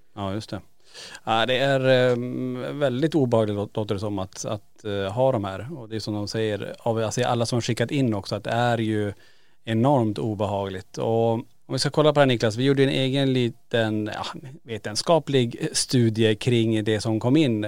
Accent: Kiruna, Norrbotten County, Sweden; vi är tillbaka i Kiruna där allting börjar i lägenheten på Rönnplan i Kiruna. Och eh, där vi växte upp

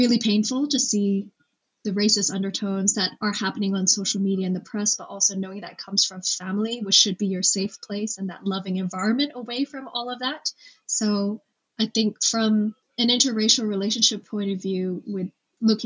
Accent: Hong Kong; moved away as an adult; now in United Kingdom; growing up in Hong Kong

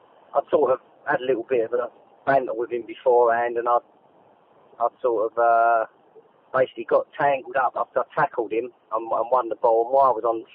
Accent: London, United Kingdom; Both sets of my parents were East Enders. I was born in Mile End

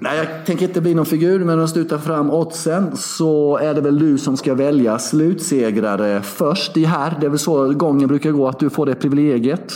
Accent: Sweden; moved away as an adult; now in Belgrade, Serbia; Hemma i Sverige

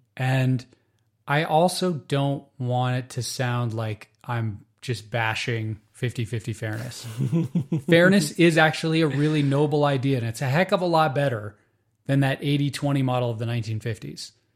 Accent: United States; Growing up in the United States

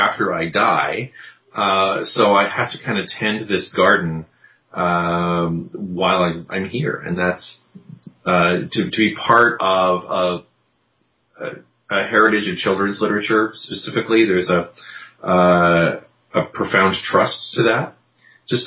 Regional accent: Vancouver, British Columbia, Canada; also born or lived in Victoria, British Columbia; Little university town in Victoria, and then growing up on the North Shore of Vancouver

